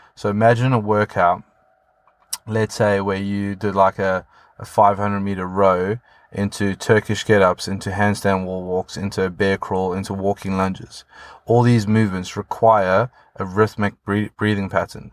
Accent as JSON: {"language": "English", "country": "South Africa", "moved": "yes", "lives_now": "United Kingdom", "said": "being South African living in the U K"}